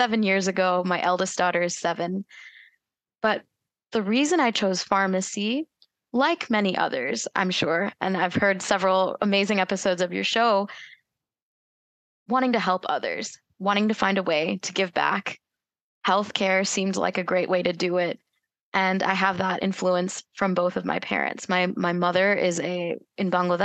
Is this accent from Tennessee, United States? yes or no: yes; Tennessee, United States; moved away as an adult; also born or lived in North Carolina / Washington, D.C. area; now in Louisville, Kentucky, United States; I was born and raised in Tennessee